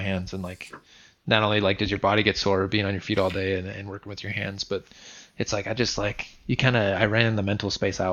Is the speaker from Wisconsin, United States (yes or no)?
yes; Wisconsin, United States; moved away as an adult; also born or lived in Michigan / North Carolina; growing up in Wisconsin, I was a hands-on kid